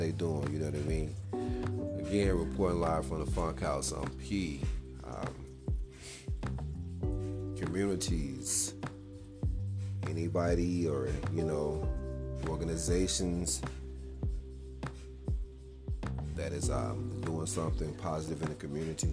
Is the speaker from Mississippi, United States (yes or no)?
yes; West Point, Mississippi, United States; now in Denver, United States; I'm originally from Mississippi